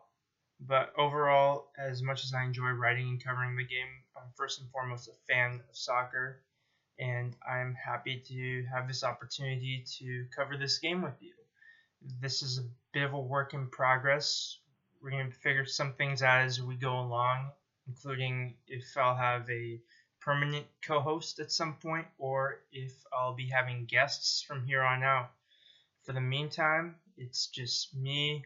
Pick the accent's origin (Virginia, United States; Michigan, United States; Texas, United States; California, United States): California, United States; Bay Area; moved away as an adult; also born or lived in Davis, California; now in San Diego, United States; I am originally from the Bay Area, but these days I reside in San Diego